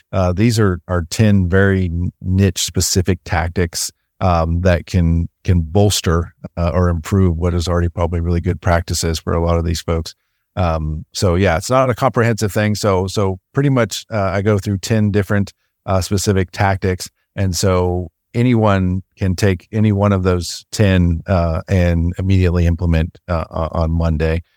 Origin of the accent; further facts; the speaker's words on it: Missouri, United States; I grew up in Missouri